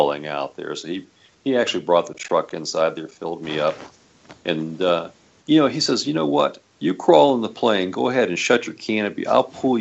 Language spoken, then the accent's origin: English; Florida, United States; I grew up in Florida